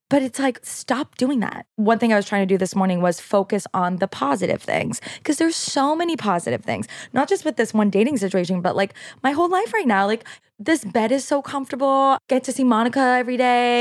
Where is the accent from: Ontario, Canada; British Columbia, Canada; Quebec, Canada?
Quebec, Canada; first language French; English is a second language; moved away; French is my first language